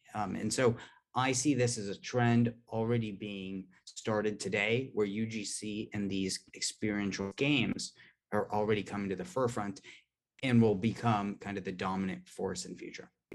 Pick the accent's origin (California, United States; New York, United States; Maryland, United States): California, United States; Palo Alto; I'm from Palo Alto originally